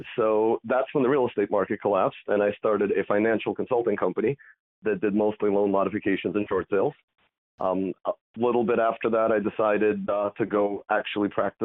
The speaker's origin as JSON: {"language": "English", "area": "Long Island", "region": "New York", "country": "United States", "tie": "born or raised there", "also_born_or_lived": "Soviet Union / Italy", "said": "Moved out to Long Island. My parents bought a house there back in 93, finished up school there"}